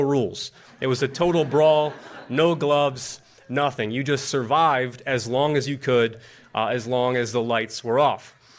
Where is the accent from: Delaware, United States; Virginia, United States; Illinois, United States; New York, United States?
New York, United States; Buffalo; now in Washington, D.C., United States; I grew up in Buffalo, New York